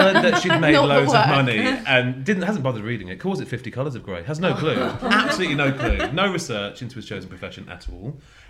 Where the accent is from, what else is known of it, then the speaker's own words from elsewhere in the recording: Altrincham, North West England, United Kingdom; moved away; We actually don't live in Manchester anymore. So I can tell. I grew up in Altrincham.